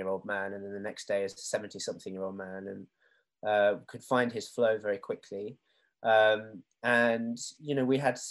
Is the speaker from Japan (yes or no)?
yes; Japan; now in England; growing up in Japan and moving to England, being mixed race